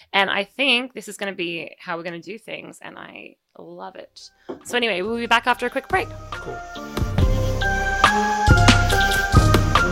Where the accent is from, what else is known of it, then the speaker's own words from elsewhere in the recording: Australia; accent: Australian; moved away; my Australian accent